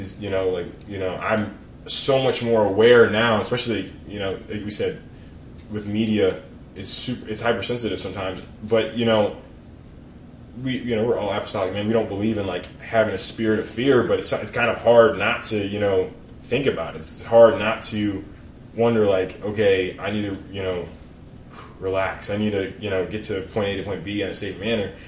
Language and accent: English; Annapolis, Maryland, United States; moved away as an adult; also born or lived in West Point, New York; I was born and raised in Annapolis, Maryland